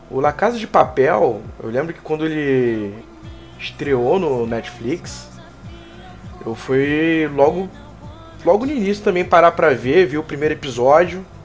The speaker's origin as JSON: {"language": "Portuguese", "region": "Rio de Janeiro", "country": "Brazil", "lives_now": "São Paulo, Brazil", "said": "eu sou carioca, né?"}